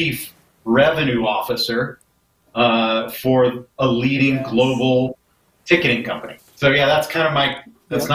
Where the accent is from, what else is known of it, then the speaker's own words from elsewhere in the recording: East Coast, United States; moved away; also born or lived in Los Angeles; I grew up on the East Coast